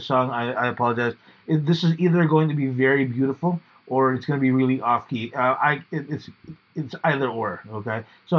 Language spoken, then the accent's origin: English; Australia; I'm just an Australian. Costalasian?